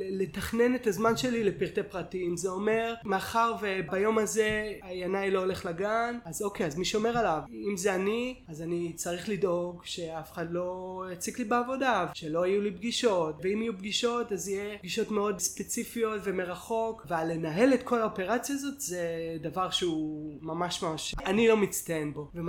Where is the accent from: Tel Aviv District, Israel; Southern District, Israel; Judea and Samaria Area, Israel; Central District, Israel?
Judea and Samaria Area, Israel; Ariel; היינו ביחד כל הצבא וגם גדלנו, אני גדלתי באריאל, הוא גדל אה, בברקן שזה יישובים סמוכים